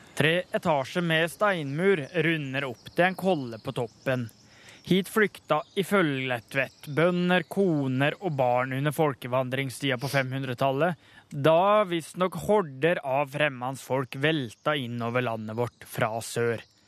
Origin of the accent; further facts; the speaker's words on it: Bø, Telemark, Norway; heimbygda mi Bø